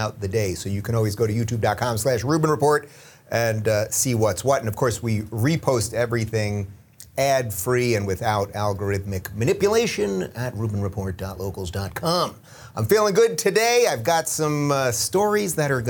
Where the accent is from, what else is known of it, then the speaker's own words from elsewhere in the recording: Long Island, New York, United States; I'm from Long Island.